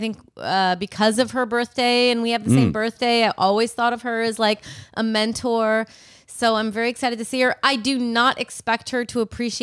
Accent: Rockford, Illinois, United States; I'm from Rockford, Illinois.

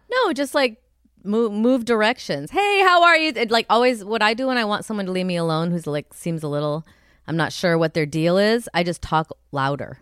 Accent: Rust Belt, United States; I'm from the Rust Belt

